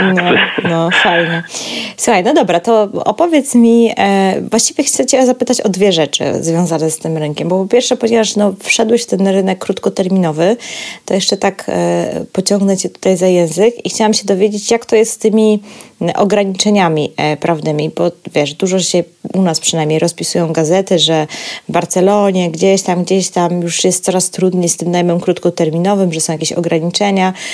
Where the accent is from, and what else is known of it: Poland